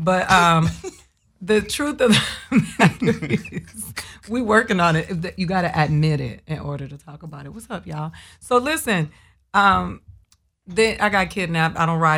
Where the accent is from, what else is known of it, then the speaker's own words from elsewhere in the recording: Miami, Florida, United States; I'm from Miami.